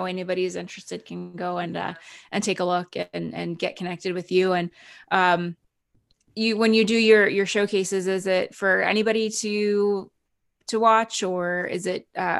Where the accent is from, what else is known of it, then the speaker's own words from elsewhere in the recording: Canada; now in United States; Cause I'm actually Canadian too. I've been here for many, many years, but I'm going through the renewal of my green card.